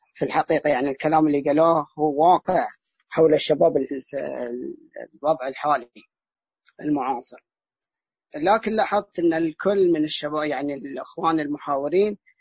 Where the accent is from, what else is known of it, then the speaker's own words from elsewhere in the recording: Al-Ahsa, Eastern Province, Saudi Arabia; انا الان من الاحساء من السعوديه